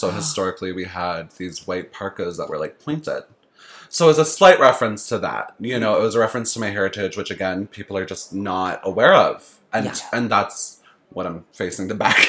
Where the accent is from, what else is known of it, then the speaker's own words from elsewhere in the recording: Saskatchewan, Canada; I come from Saskatchewan. We have a thing called bunny hugs.